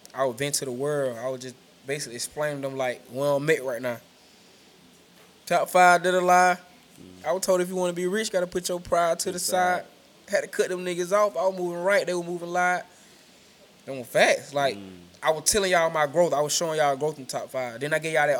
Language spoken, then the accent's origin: English; Macon, Georgia, United States; I'm from Macon. Like, we from Macon, Georgia.